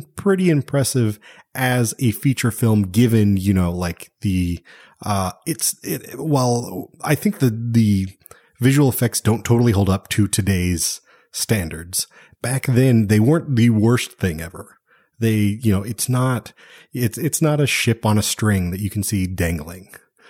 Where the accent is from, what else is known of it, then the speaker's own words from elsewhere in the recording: Texas, United States; born there; I was born in Texas, man. I'm a Texan.